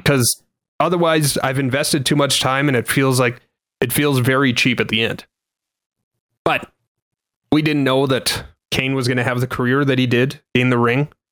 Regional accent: Canada; I didn't hate myself as a Canadian

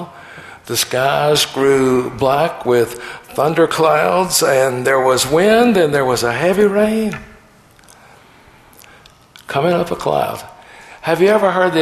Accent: the South, United States; Growing up in the South

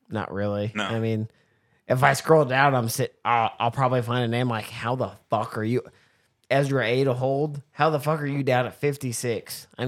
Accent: Kansas, United States; Kansas guys

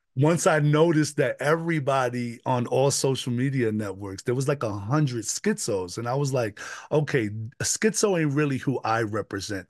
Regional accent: New York City, New York, United States; moved away as an adult; now in Westminster, United States; I was raised in the Bronx

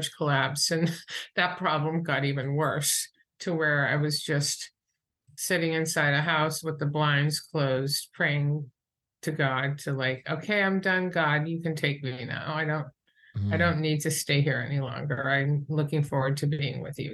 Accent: New Hampshire, United States; also born or lived in Boston; I'm from New Hampshire. And I went to school in Boston.

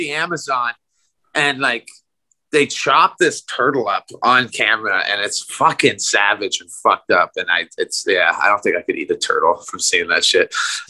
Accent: Saugeen River, Lake Huron, Ontario, Canada; And here in my hometown, we live along the Saugeen River, flows into Lake Huron

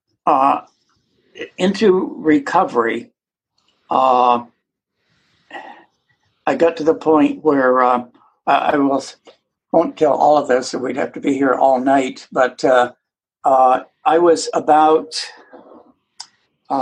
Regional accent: Vermont, United States; now in Atlanta, United States; I grew up in Vermont.

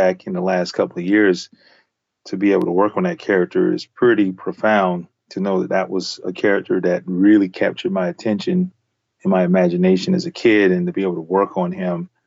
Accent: the South, United States; as a young African-American kid growing up in the South

